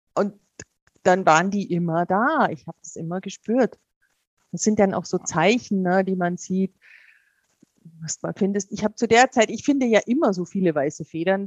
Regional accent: Bavaria, Germany; ich bin ja in Bayern aufgewachsen

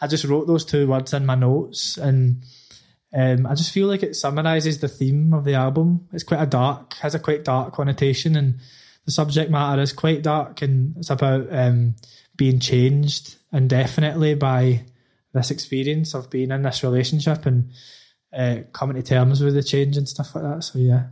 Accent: Glasgow, Scotland, United Kingdom; moved away as an adult; now in London, United Kingdom; I grew up in the East End is like the the sort of deprived area of Glasgow.

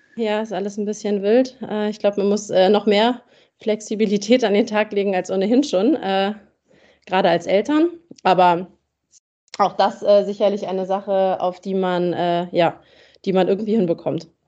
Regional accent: Germany; für uns als Deutsche

